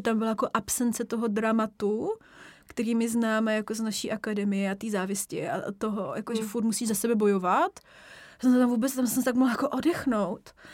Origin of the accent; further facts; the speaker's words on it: Czechia; also born or lived in Germany / United States; Prostě já jsem Češka, můžu tam jet, reprezentovat Česko